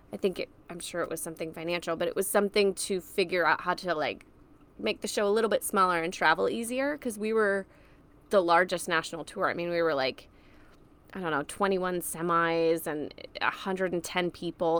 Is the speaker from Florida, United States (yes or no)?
yes; Orlando, Florida, United States; also born or lived in Tennessee; I grew up in Orlando, Florida, more specifically Maitland and Winter Park, which is like a suburb of Orlando